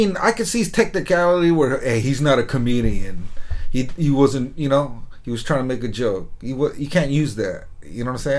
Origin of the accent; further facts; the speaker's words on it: United States; I was born here, first generation.